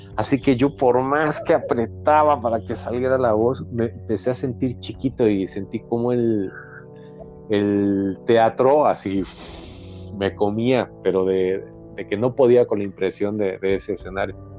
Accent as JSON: {"language": "Spanish", "region": "Mexico City", "country": "Mexico", "tie": "born or raised there", "said": "yo nací en, en la Ciudad de México, pero cuando antes se llamaba Distrito Federal."}